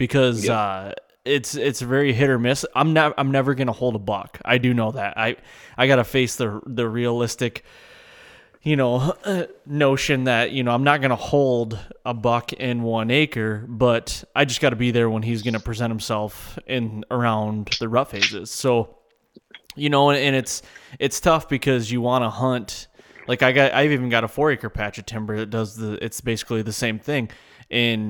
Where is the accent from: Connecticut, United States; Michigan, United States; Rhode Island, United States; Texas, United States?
Michigan, United States; I was born and raised here in Michigan